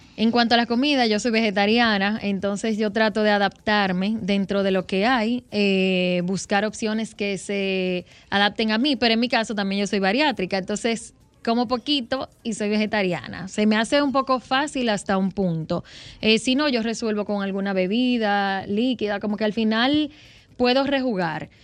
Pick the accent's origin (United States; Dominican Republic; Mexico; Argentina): Dominican Republic; en mi país, República Dominicana